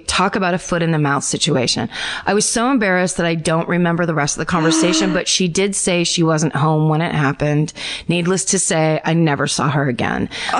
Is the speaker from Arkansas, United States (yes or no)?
no; Illinois, United States; My hometown murder happened in 1994 in a western suburb of Chicago when I was 10 years old.